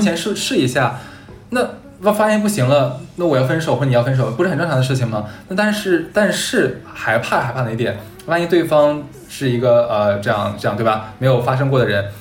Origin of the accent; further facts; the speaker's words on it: Harbin, Heilongjiang, China; 我是哈尔滨人